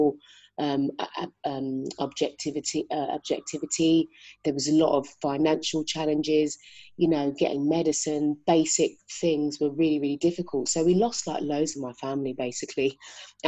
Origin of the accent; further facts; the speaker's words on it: London, United Kingdom; So I grew up in South London, born and raised